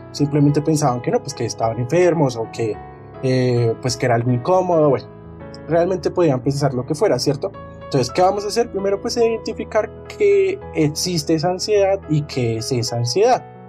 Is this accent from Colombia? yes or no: yes; Colombia; como buenos colombianos que somos